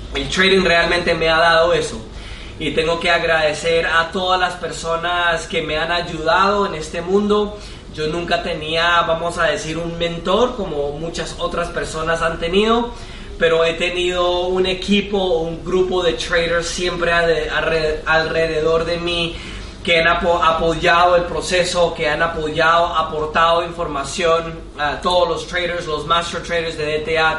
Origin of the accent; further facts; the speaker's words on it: United States; Spanish is a second language; soy de Estados Unidos